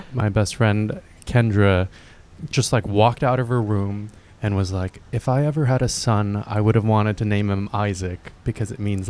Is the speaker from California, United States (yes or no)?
yes; Fullerton, California, United States; also born or lived in Los Angeles / Diamond Bar; I grew up in LA and then Orange County.